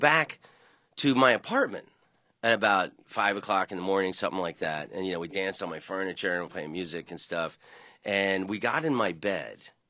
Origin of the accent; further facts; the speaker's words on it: Orlando, Florida, United States; I grew up in Orlando